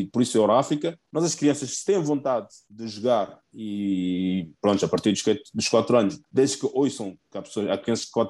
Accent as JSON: {"language": "Portuguese", "country": "Guinea-Bissau", "lives_now": "Portugal", "said": "Eu sou de Guiné-Bissau"}